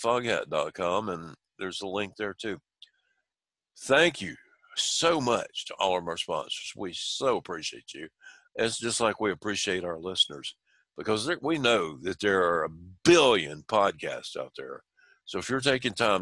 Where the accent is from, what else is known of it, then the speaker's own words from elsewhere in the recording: Spartanburg, South Carolina, United States; I'm from Spartanburg, South Carolina